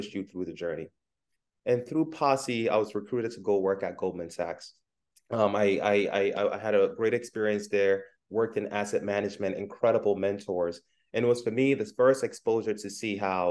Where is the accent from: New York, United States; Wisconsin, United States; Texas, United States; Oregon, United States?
New York, United States; New York City; also born or lived in Ghana; I was born in Ghana and I came to the U.S. as a kid. I grew up in Brooklyn, New York